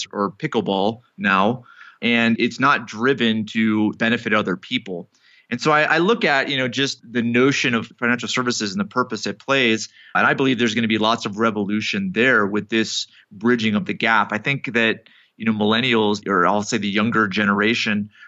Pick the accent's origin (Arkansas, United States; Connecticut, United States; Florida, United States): Connecticut, United States; I grew up in Connecticut